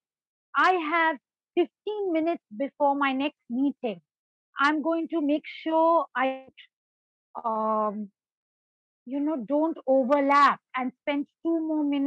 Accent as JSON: {"language": "English", "town": "Darjeeling", "region": "West Bengal", "country": "India", "tie": "born or raised there", "also_born_or_lived": "Ethiopia", "said": "when I was growing up in Darjeeling, I did grow up as, for many years, the only girl in an all-boys residential school"}